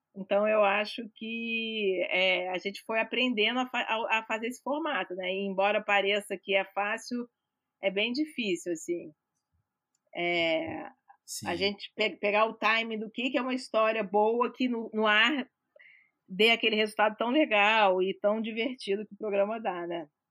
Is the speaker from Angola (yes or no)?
no; Rio de Janeiro, Brazil; also born or lived in Minas Gerais; eu sou carioca, então o próprio, nem sou, sou mineira, mas eu sou quase carioca, né? Sou crescida no Rio de Janeiro